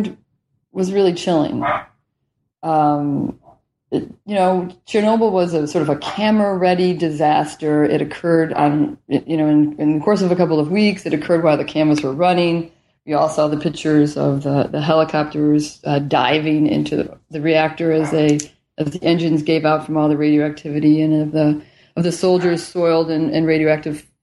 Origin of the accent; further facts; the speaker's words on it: the Rust Belt of the industrial Midwest, United States; moved away; also born or lived in Washington; I grew up in the Rust Belt of the industrial Midwest, just as it was in the decline